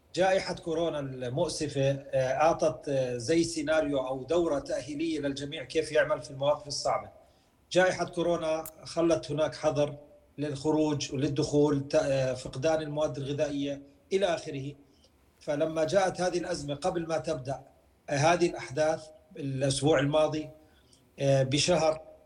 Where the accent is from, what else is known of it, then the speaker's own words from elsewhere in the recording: Jordan; now in Ukraine; كأردنيين كأوكران من أصول أردنية